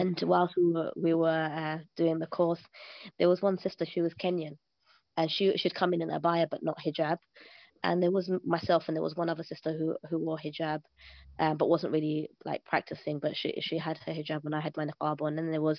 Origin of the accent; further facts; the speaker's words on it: Pakistan; So I'm Pakistani, so everybody understands.